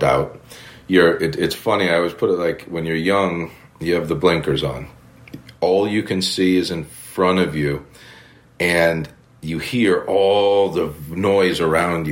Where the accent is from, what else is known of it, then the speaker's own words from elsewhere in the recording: United States; moved away as an adult; I'm an American over here